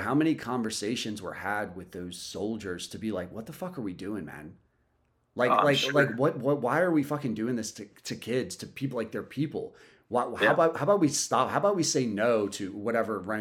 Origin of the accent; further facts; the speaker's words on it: United States; as a kid growing up in America